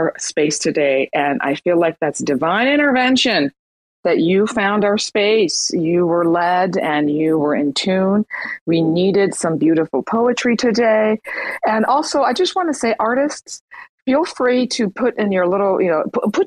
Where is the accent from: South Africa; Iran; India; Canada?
Iran; now in United States; I'm from Iran, living in the States